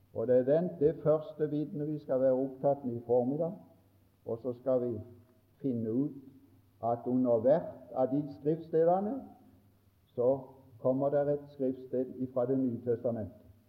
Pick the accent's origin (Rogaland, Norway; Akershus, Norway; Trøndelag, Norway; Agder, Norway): Agder, Norway; Mosby; vi hadde en, en god vekkelse hjemme på Mosby i 45